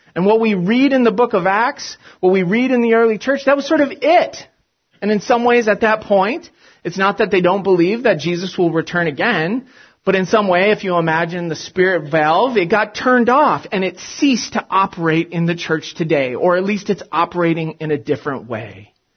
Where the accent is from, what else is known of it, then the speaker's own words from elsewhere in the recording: Big Ten football country, Midwest, United States; moved away; I grew up in the States and in uh, Big Ten football country